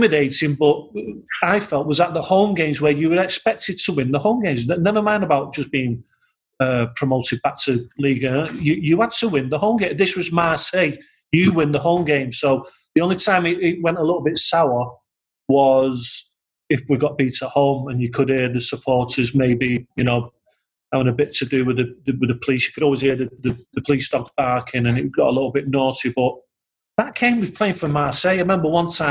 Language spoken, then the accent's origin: English; England, United Kingdom; you just get a little bit lazy being English